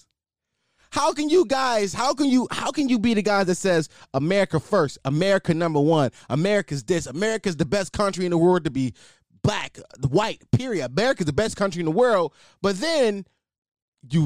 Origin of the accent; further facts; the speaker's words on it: United States; I'm an American